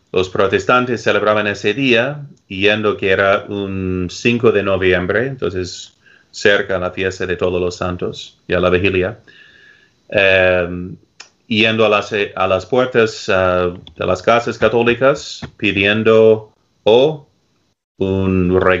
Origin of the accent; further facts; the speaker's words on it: United States; yo crecí aquí, por ejemplo, en los Estados Unidos